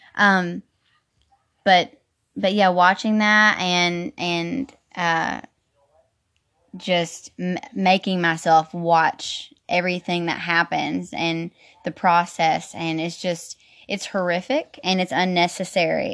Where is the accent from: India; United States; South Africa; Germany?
United States; the South; growing up in the South